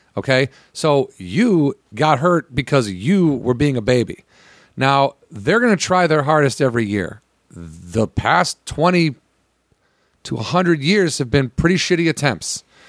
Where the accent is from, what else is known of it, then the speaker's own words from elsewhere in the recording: Illinois, United States; I'm from Illinois